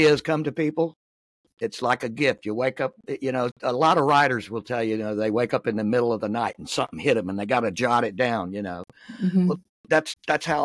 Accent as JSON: {"language": "English", "region": "Florida", "country": "United States", "tie": "born or raised there", "said": "I was born and raised in Florida"}